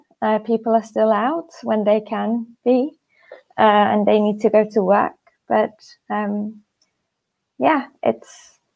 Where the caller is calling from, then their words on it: Istanbul, Turkey; I'm calling in from Istanbul, Turkey.